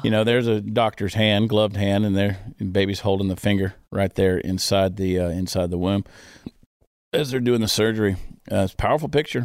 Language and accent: English; United States; I am American through and through